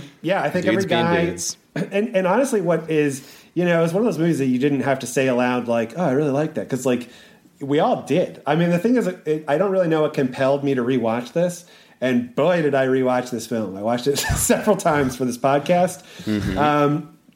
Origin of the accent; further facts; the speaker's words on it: New England, United States; I grew up in New England